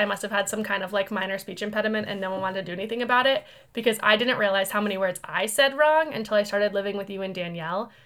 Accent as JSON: {"language": "English", "region": "New Hampshire", "country": "United States", "said": "I'm from New Hampshire."}